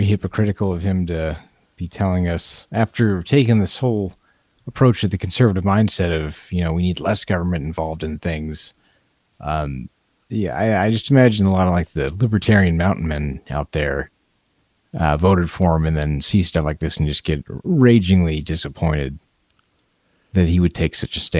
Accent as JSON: {"language": "English", "region": "Montana", "country": "United States", "said": "we have an addiction crisis in my home state of Montana."}